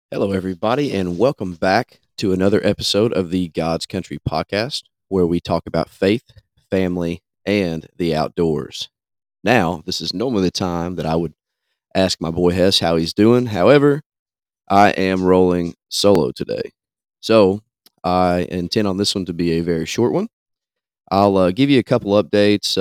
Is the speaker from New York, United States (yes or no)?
no; Kentucky, United States; chase elk in my home state